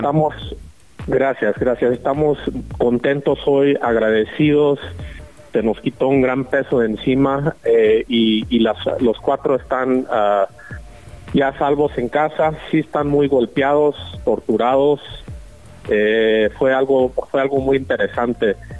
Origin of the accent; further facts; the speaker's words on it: Mexico; como mexicanos